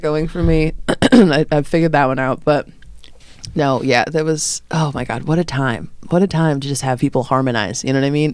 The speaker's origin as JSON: {"language": "English", "town": "Lombard", "region": "Illinois", "country": "United States", "said": "I'm from Lombard."}